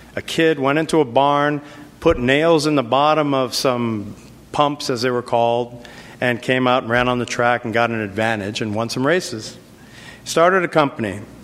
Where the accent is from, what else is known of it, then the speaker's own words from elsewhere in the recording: New York City, New York, United States; moved away; also born or lived in California; I grew up in the South Bronx, very tough environment.